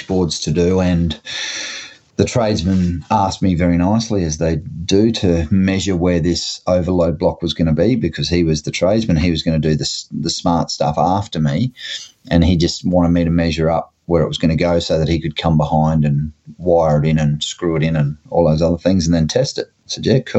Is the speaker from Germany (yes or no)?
no; Gladstone, Queensland, Australia; Gladstone, Queensland, which is my hometown